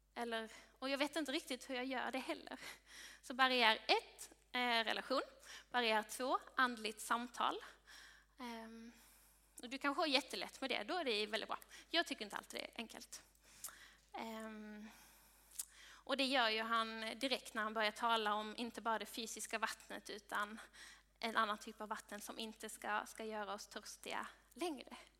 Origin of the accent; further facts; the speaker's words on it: Sweden; du och jag som svenskar